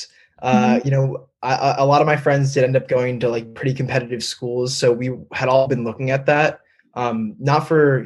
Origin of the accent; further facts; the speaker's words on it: Northern New Jersey, United States; I'm originally from Northern New Jersey